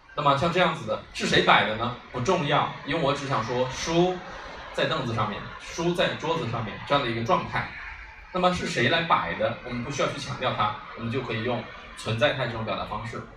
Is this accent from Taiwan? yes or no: no; China; 我们中国人